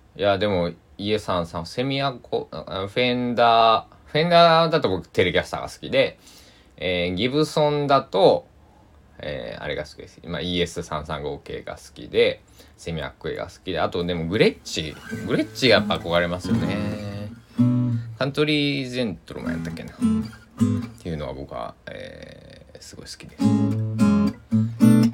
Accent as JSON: {"language": "Japanese", "region": "Kochi", "country": "Japan", "tie": "born or raised there", "said": "高知県佐木市っていうね、 えー、津波にね何度も襲われてきた、えー、ところで生まれ育って"}